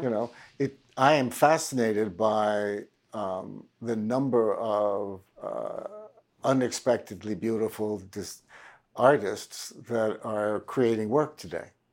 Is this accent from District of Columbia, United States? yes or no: yes; Washington, District of Columbia, United States; I was raised in Washington, D C